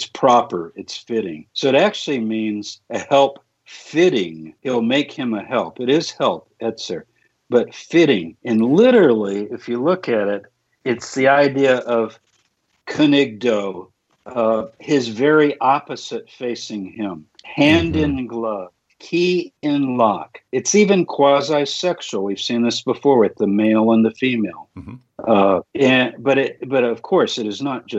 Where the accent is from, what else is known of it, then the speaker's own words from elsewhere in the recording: Texas, United States; when I was growing up in Texas